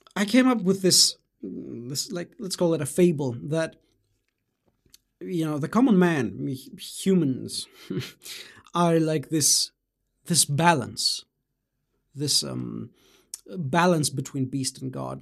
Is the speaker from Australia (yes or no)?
no; Greece; also born or lived in Germany; I was born in Greece and although I, uh, spent my childhood in Germany, I, you know, I then returned to my, uh, home country and, um, uh, you know, went to, uh, I, you know, I had the, the rest of primary school in Greece and then junior high in high school